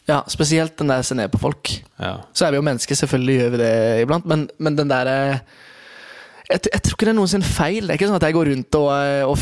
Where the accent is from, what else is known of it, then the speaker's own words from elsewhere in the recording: Kristiansand, Agder, Norway; jeg er fra Kristiansand, og eh, der er det det er nok det i flere steder i Norge, men midt i bibelbeltet så er det et veldig tydelig skille.